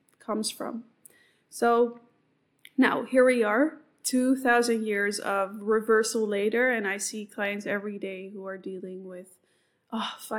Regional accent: Amsterdam, North Holland, Netherlands; I come from Amsterdam

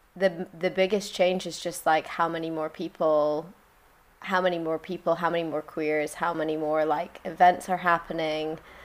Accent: Colorado, United States; also born or lived in London; now in Margate, United Kingdom; I'm from Colorado originally

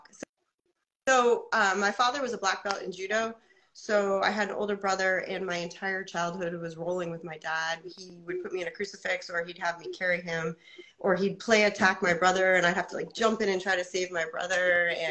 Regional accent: Portsmouth, New Hampshire, United States; I'm from United States, from Portsmouth, New Hampshire. I am about to do my first MMA fight at 45.

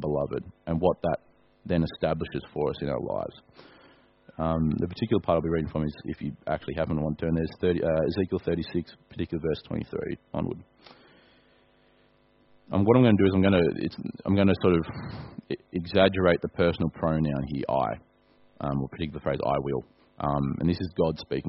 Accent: Australia; I'm an Australian

